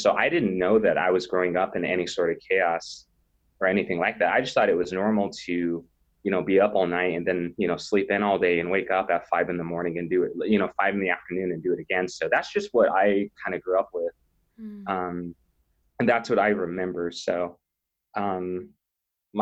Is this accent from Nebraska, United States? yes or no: yes; North Platte, Nebraska, United States; I grew up in North Platte, Nebraska, which is in the western side of the state, kind of a smaller country town.